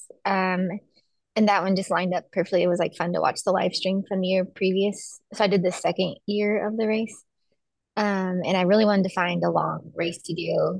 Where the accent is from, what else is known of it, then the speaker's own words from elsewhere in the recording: Douglasville, Georgia, United States; also born or lived in Chattanooga, Tennessee / Baltimore, Maryland / Atlanta, Georgia; I grew up in Douglasville, Georgia, so like the suburbs of Atlanta